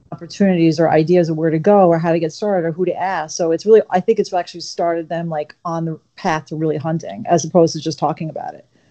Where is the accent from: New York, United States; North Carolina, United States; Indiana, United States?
New York, United States; Shelter Island; born or raised there